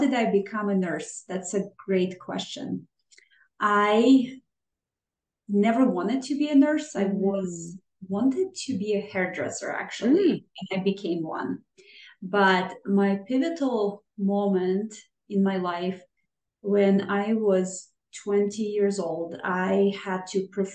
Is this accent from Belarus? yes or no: yes; Minsk, Belarus; moved away; I am from Minsk, Belarus, and the life there is very different